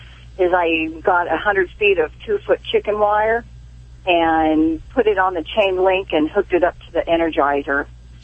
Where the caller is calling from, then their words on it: Corona, California, United States; I'm calling from Corona, California.